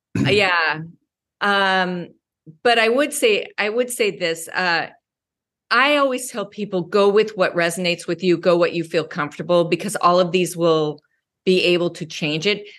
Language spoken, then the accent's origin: English; United States; also born or lived in Wyoming / Colorado; I grew up in Wyoming and Colorado.